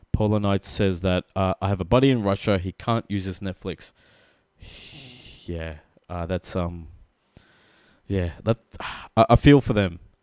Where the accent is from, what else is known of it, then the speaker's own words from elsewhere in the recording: Australia; We are from Australia